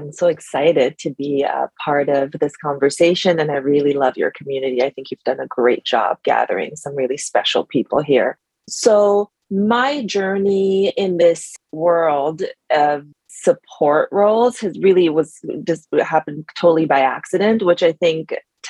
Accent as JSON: {"language": "English", "country": "Germany", "tie": "born or raised there", "also_born_or_lived": "France / United States", "moved": "as an adult", "lives_now": "New York, United States", "said": "I moved to New York from Europe, where I grew up. I grew up in Germany and France, and moved to the US in 2008 because I had the US passport."}